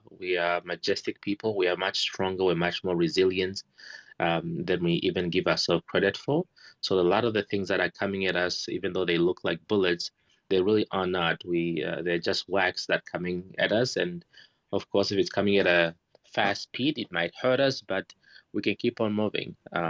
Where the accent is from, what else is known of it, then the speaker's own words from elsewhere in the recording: Namibia; I'm from Namibia, and elephants are some of the most magnificent animals.